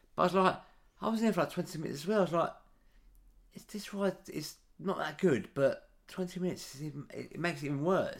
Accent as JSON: {"language": "English", "country": "United Kingdom"}